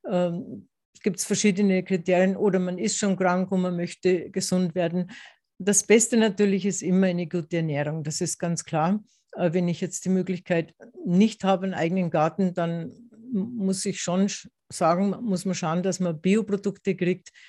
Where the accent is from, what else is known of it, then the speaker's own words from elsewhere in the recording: Tyrol, Austria; Das habe ich jetzt nicht in Tirol, in meiner Heimat, gelernt.